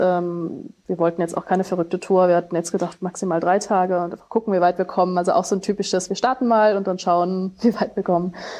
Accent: Germany; wir als Deutsche

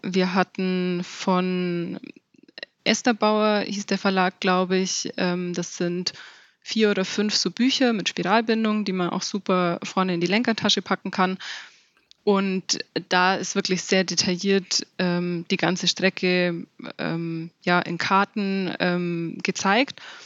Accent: Allgäu, Germany; bei uns im Allgäu

